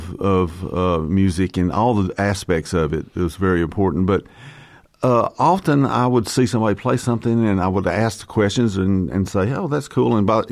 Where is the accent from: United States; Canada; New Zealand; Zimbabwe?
United States; Fort Payne, Alabama; Fort Payne, Alabama.